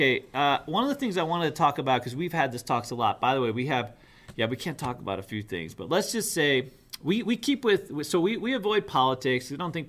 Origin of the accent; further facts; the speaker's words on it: United States; also born or lived in New York City, United States / Boston, United States; I grew up in New York City, Boston